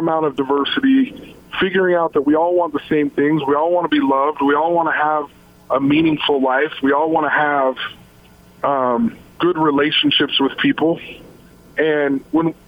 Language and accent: English; Logan, Utah, United States; also born or lived in Salt Lake City, Utah; I came from Logan, Utah, till I lived there till I was 14, and then in Salt Lake from the age of 15 to 18